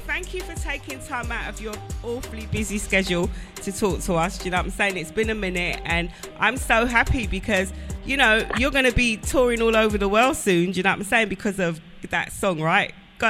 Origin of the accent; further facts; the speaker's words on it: London, United Kingdom; So I'm from South London, right? Born and bred. I'm of Jamaican descent, all right? My parents went up when they were young in the 60s, yeah?